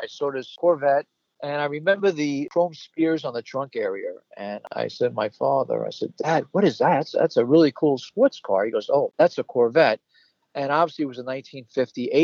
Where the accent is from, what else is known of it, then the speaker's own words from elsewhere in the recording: New York City, New York, United States; now in Valley Stream, United States; I was born and raised in the Bronx, and I moved to Long Island in 1959